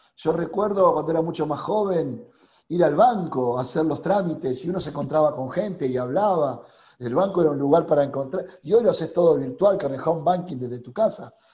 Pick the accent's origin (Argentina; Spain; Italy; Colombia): Argentina; accent: Argentine; nuestro tono, bien argentino